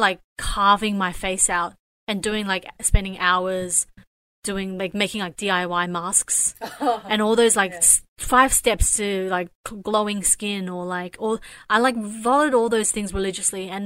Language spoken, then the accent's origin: English; Australia; growing up in Australia